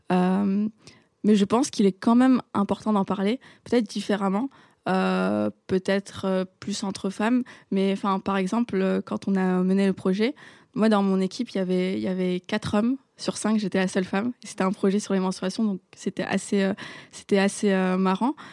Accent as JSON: {"language": "French", "country": "Morocco", "tie": "born or raised there", "said": "dans mon pays natal, le Maroc."}